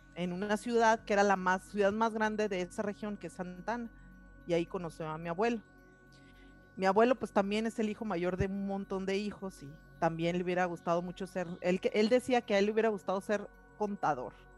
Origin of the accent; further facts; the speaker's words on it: Hermosillo, Sonora, Mexico; moved away as an adult; also born or lived in north of England; now in Colima, Mexico; Yo nací en, en Hermosillo, Sonora. y soy parte de una familia, tengo dos hermanos, soy la hermana mayor, y eh, desde muy chica eh, vivimos en, en, el norte de la ciudad de Hermosillo